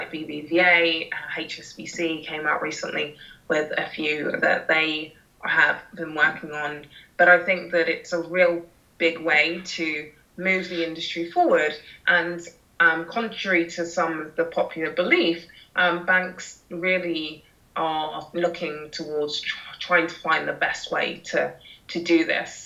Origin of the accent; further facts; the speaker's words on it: London, United Kingdom; I'm a Londoner and I've got local London knowledge.